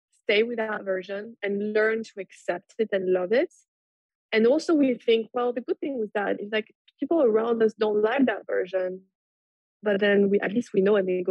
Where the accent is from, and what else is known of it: France; moved away as an adult; now in Brooklyn, United States